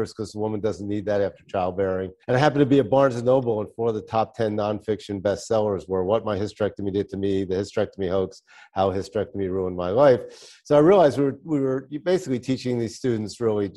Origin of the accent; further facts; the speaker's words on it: Philadelphia, Pennsylvania, United States; moved away; also born or lived in Florida; I was born in South Philly, so I have that South Philly attitude